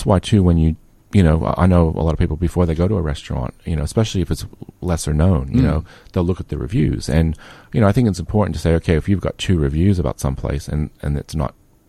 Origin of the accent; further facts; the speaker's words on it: United States; accent: American; now in Melbourne, Australia; It's my American accent.